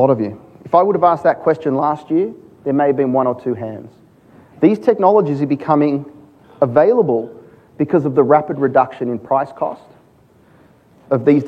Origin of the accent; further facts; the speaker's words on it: Australia; being an Aussie